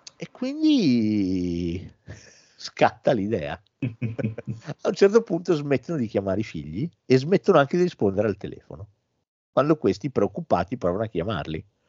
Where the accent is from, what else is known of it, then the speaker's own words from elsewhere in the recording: Italy; di noi italiani